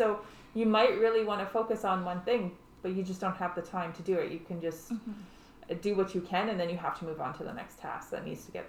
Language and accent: English; Saskatchewan, Canada; moved away; I grew up in Saskatchewan